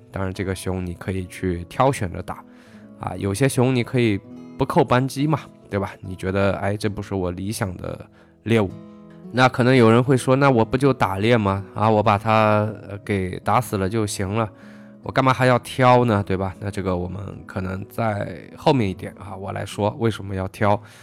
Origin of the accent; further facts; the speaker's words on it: China; 在我们中国人觉得啊